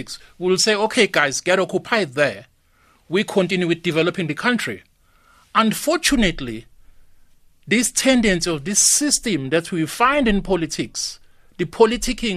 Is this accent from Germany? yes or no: no; South Africa; we are a South African